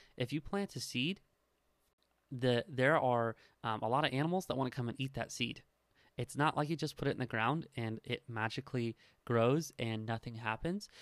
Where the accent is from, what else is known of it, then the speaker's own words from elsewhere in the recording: Nebraska, United States; I am from Nebraska